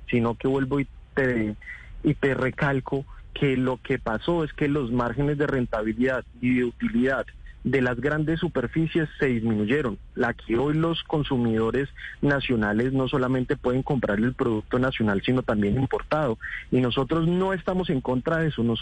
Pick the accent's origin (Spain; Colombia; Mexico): Colombia